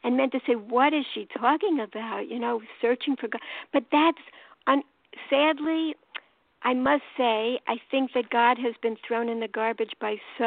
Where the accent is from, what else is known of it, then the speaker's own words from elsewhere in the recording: New York City, New York, United States; accent: New York; now in Baltimore, United States; I'm calling from Baltimore, Maryland, and I'm from New York, as you could tell from my accent